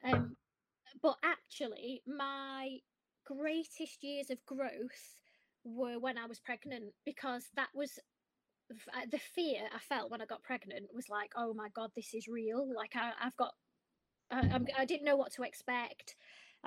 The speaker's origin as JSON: {"language": "English", "town": "Blackpool", "region": "North West England", "country": "United Kingdom", "said": "I'm from Blackpool"}